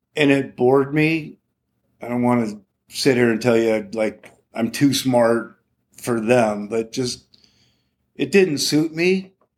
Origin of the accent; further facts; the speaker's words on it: Morro Bay, California, United States; growing up in Morro Bay was, uh, wow, it was magical